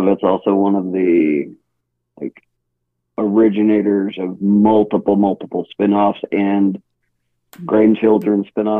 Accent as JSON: {"language": "English", "region": "Hawaii", "country": "United States", "tie": "born or raised there", "also_born_or_lived": "California", "moved": "yes", "lives_now": "Colorado Springs, United States", "said": "Born and raised in Hawaii and then 30 years in California, I needed snow."}